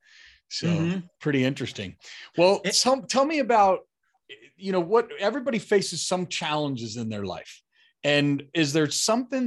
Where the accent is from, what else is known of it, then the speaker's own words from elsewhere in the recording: Madison, Wisconsin, United States; I was born in Madison